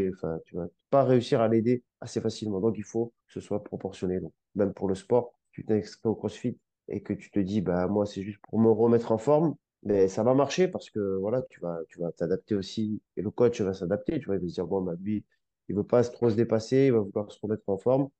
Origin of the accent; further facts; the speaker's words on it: Grenoble, Auvergne-Rhône-Alpes, France; moved away; Je viens de Grenoble, là, au ski tous les hivers et mes frères faisaient du ski